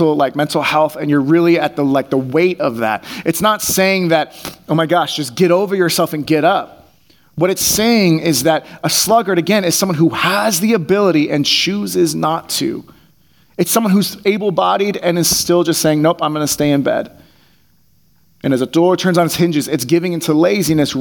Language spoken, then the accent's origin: English; Bay Area, California, United States; I grew up in the Bay Area.